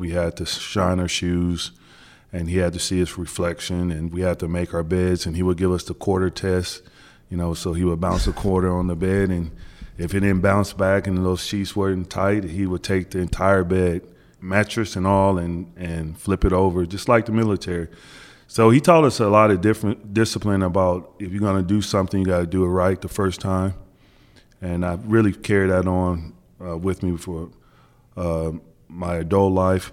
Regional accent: Wichita, Kansas, United States; moved away as an adult; growing up in Wichita, Kansas, we used to get a lot of the Big East games

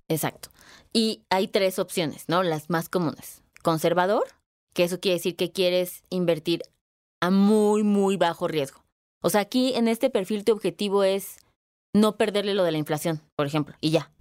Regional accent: Guadalajara, Jalisco, Mexico; moved away; soy dueña de 5 ladrillos en Guadalajara, ¿no? A ver ahí cuando, cuando voy a mi tierra

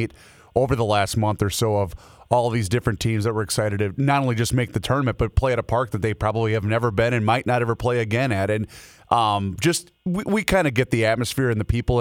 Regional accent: Faribault, Minnesota, United States; born or raised there

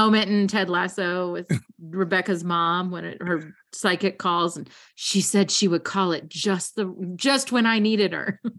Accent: Kentucky, United States; I grew up in Kentucky

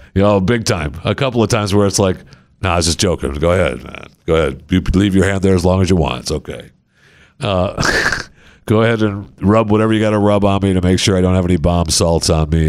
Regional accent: Michigan, United States; I grew up in Michigan

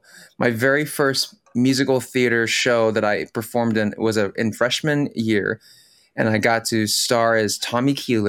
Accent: Philippines; first language tl; English is a second language; I speak Tagalog, my native language from the Philippines.

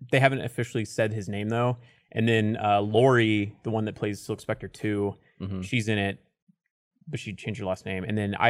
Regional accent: the South, United States; But like growing up in the South

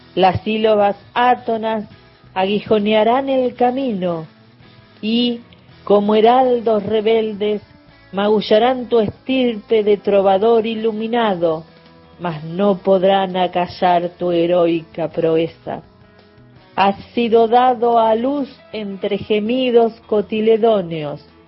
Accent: Chasicó, Buenos Aires Province, Argentina; Nací en Chacicó, un pueblito, una zona rural cerca de Bahía Blanca

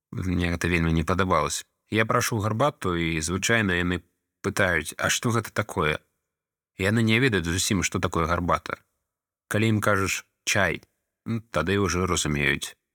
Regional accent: Ukraine; Belarusian is a second language; Я украінец жыву ва ўкраіне

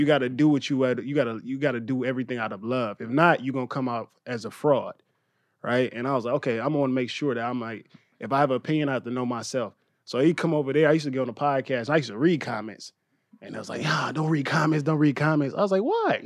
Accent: Louisiana, United States; also born or lived in Inglewood, Los Angeles; now in Los Angeles, United States; I'm from Louisiana

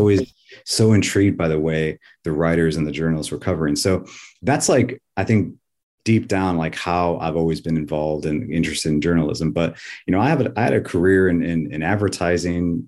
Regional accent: South Bend, Indiana, United States; also born or lived in Cali, Colombia / Elkhart, Indiana; I grew up in South Bend, Indiana, like Stones Throw Away from Notre Dame.

